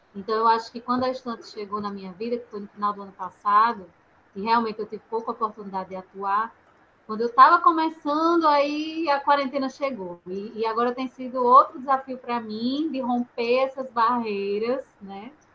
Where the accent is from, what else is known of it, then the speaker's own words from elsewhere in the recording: Natal, Rio Grande do Norte, Brazil; now in Rio de Janeiro, Brazil; também sou nordestina, sou de Natal. Ah! Moro, né, moro no Rio